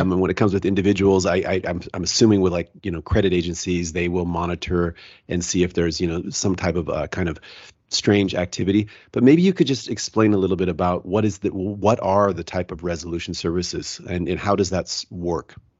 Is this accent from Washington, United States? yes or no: yes; Seattle, Washington, United States; also born or lived in Salt Lake City; I'm actually from Seattle, which is nice and cool, but I'm down in, uh, Salt Lake City right now